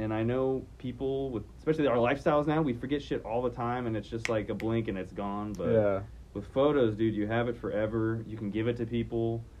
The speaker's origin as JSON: {"language": "English", "town": "San Antonio", "region": "Texas", "country": "United States", "tie": "born or raised there", "said": "So, 26, born and raised in San Antonio. I, like, never leave this place, dude. It's pretty wild. I don't get out much of the city like that."}